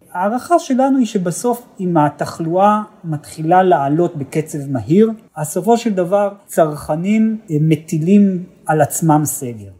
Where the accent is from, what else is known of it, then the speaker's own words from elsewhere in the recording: Israel; אנחנו ישראלים